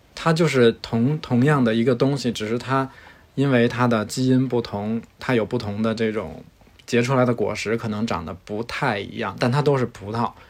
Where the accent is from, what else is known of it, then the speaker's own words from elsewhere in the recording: Beijing, China; now in Chengdu, China; 我是一个北京人，目前生活在成都